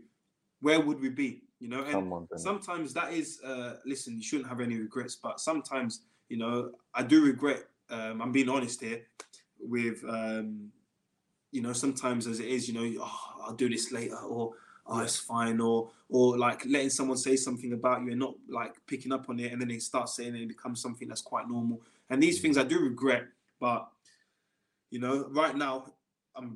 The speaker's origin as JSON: {"language": "English", "region": "England", "country": "United Kingdom", "said": "being an English boy and always playing in England"}